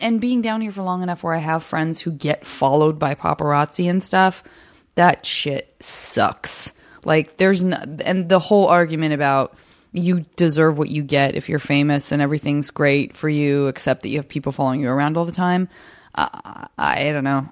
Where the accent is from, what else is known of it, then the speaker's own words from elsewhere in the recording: Arizona, United States; moved away as an adult; also born or lived in San Francisco; born and raised in Arizona